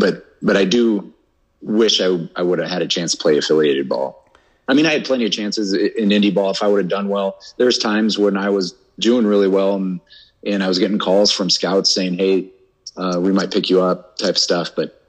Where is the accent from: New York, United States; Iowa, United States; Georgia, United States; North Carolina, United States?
Iowa, United States; Sioux City; also born or lived in Seattle; played 4 seasons with my hometown, Sioux City Explorers